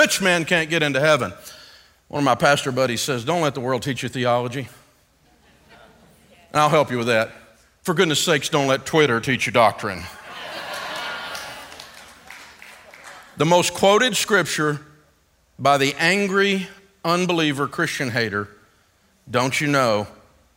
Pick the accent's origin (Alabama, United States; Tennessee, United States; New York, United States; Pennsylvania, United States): Tennessee, United States; Antioch; I'm from Antioch, Tennessee